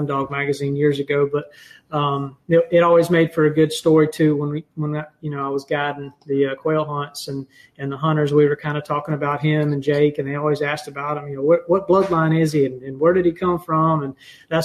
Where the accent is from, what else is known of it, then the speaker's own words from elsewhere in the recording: Leesburg, Georgia, United States; I am originally from Leesburg, Georgia. Graduated from Lee County High School down there